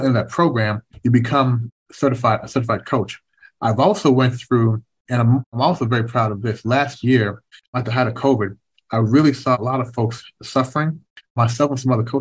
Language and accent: English; Kentucky, United States; moved away as an adult; also born or lived in Canada / Washington, D.C.; growing up in Kentucky